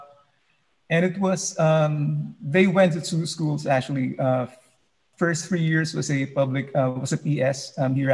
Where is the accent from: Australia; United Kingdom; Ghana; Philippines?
Philippines; moved away as an adult; now in New York City, United States; I was a teacher in the Philippines for 13 years